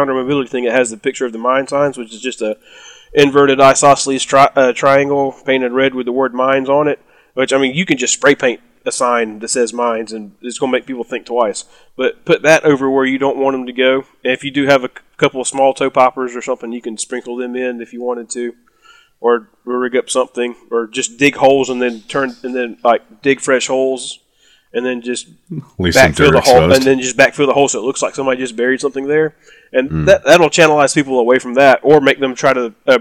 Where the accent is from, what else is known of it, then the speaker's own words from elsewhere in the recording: South Alabama, United States; I'm from South Alabama